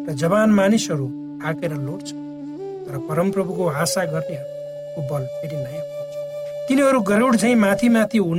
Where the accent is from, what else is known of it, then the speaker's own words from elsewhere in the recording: Koshi Province, Nepal; moved away; also born or lived in Inaruwa; म जब सानो थिएँ श्रोता हाम्रो गाउँमा यातायातको सुविधा थिएन नदी नालामा पुलहरू पनि जहाँ तहीँ थिएन